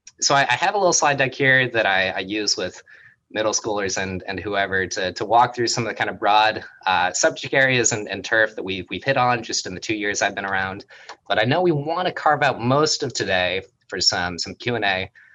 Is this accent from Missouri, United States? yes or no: yes; St. Louis, Missouri, United States; now in Berkeley, United States; And so I moved here from St. Louis.